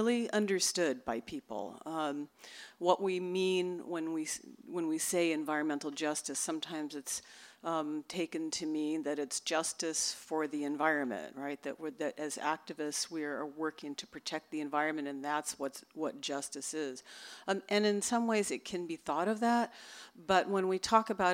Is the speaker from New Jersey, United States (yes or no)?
no; Los Angeles, California, United States; moved away; I was born and raised in Los Angeles